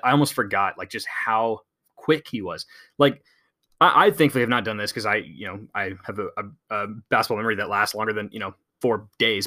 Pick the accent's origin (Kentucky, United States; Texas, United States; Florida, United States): Texas, United States; San Antonio; I grew up in San Antonio